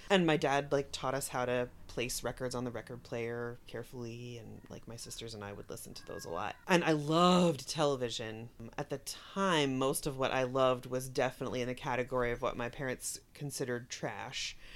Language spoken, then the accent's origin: English; Haddonfield, New Jersey, United States; I grew up in the Philadelphia suburbs on the New Jersey side, in a small town called Haddonfield